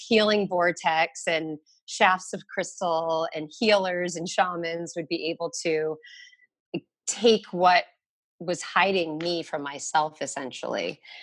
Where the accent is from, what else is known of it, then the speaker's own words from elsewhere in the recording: Connecticut, United States; now in Brooklyn, United States; I grew up in Connecticut